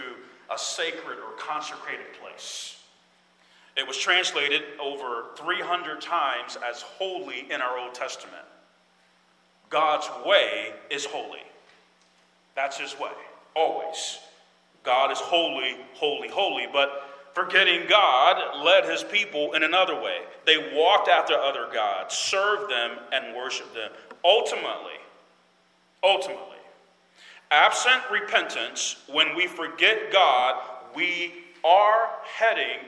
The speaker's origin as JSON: {"language": "English", "country": "United States", "said": "As American believers"}